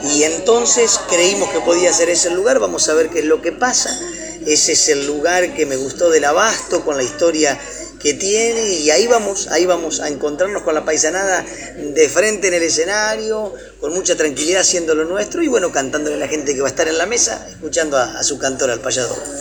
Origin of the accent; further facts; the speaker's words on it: Rojas, Buenos Aires Province, Argentina; vallador y cantor de Rojas